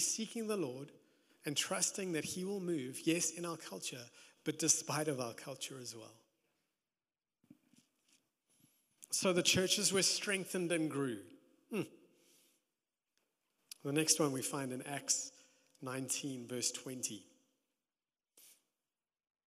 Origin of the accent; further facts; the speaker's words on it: South Africa; also born or lived in Johannesburg; being South African, being in Joburg